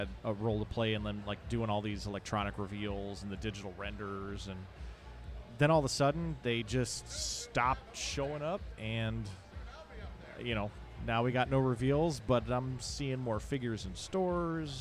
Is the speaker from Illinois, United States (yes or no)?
yes; Romeoville, Illinois, United States; born or raised there